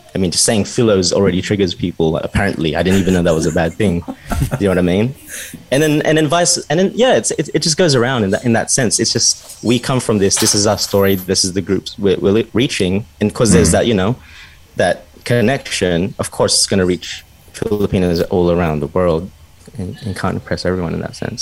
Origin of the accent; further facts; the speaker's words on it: Australia; we were born in Australia